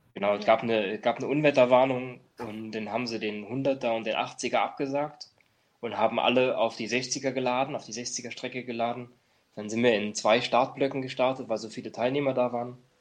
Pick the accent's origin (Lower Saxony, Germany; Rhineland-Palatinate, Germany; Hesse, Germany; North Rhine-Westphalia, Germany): Rhineland-Palatinate, Germany; near Trier; ich komme ja aus Trier, aus der Nähe von Trier, wir haben keine Straßenbahn, keine U-Bahn